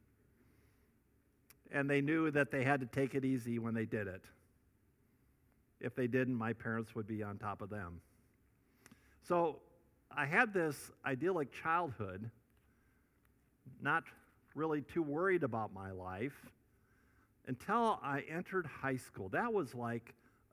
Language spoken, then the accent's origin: English; Northwest Iowa, United States; I grew up in Northwest Iowa